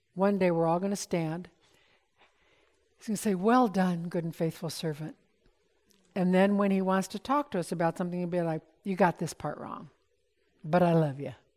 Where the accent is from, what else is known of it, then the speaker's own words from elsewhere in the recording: United States; We're so American in our thinking